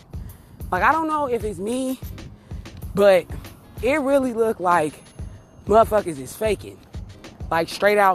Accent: Las Vegas, Nevada, United States; I'm from Las Vegas, Nevada

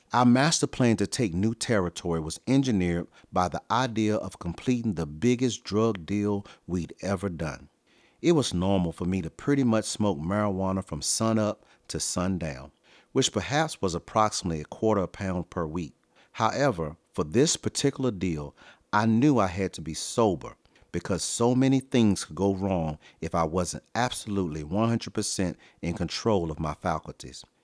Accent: Virginia, United States; I was raised in one of the roughest neighborhoods of my hometown in Virginia

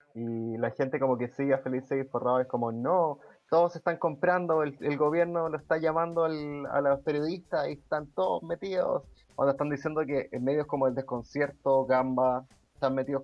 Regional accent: Chile

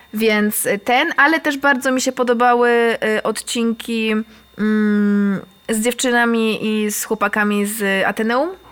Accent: Katowice, Silesian Voivodeship, Poland; ja jestem z Koszutki

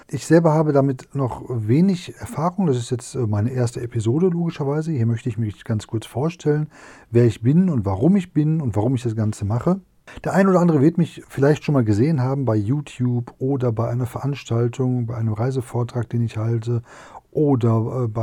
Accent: North Rhine-Westphalia, Germany; vor allen Dingen in meiner Heimatregion Nordrhein-Westfalen, da habe ich also mittlerweile auch schon rund 200 Vorträge gehalten

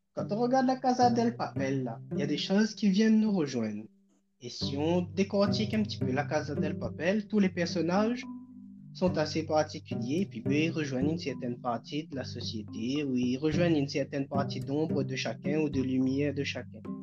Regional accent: Réunion; also born or lived in Quebec, Canada; now in Trois-Rivières, Canada; je suis créole, donc je viens de l'île de la Réunion et je vis euh, au Canada.

